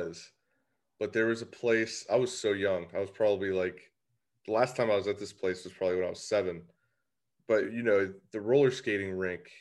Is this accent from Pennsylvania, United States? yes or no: yes; Beaver County, Pennsylvania, United States; I'm from Beaver County